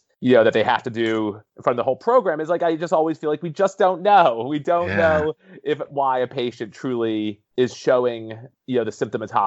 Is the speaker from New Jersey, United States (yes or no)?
no; New York, United States; I grew up in New York